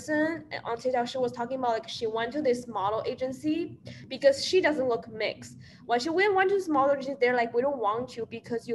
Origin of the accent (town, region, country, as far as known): China; moved away